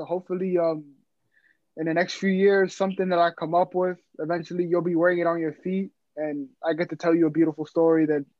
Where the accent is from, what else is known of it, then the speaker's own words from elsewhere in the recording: New York City, New York, United States; I live in the Bronx.